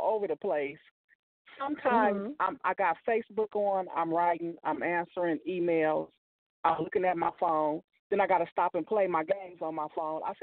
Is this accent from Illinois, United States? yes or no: yes; Illinois, United States; now in Bay Area, United States; I made it out of the Midwest from my hometown. I tapped into Chicago, Peoria, and Carbondale, Illinois